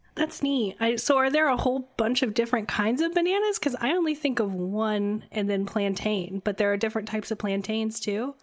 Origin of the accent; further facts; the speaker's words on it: Midwest, United States; I'm from the Midwest, I'm just used to seeing so much corn and beans